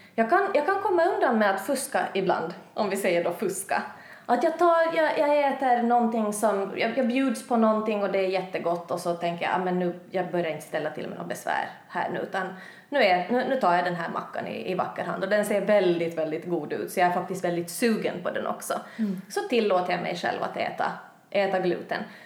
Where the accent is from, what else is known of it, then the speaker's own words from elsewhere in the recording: Finland; moved away as an adult; now in Sweden; jag är hem från Finland. Har bott i Sverige i ett och ett halvt år